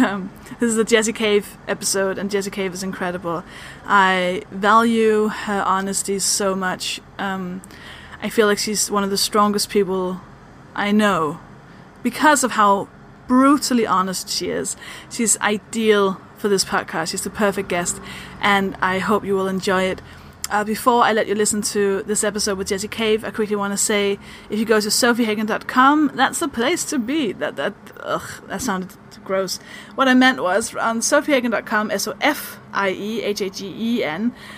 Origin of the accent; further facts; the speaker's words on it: Denmark; now in London, United Kingdom; I'm from Denmark. That's the weird accent